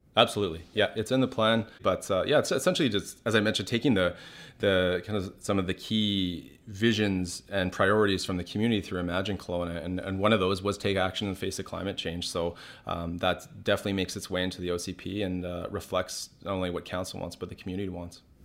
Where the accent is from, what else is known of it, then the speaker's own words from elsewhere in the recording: West Kelowna, British Columbia, Canada; my friends who I grew up with in West Kelowna